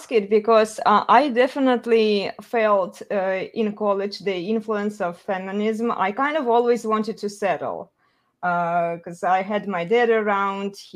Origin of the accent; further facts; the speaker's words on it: Russia; moved away; I'm originally from Russia.